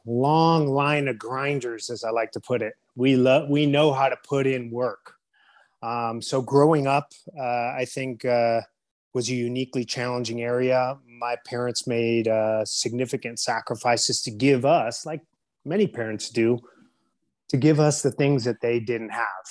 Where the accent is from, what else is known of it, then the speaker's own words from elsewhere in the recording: San Diego, California, United States; I was born and raised in San Diego, California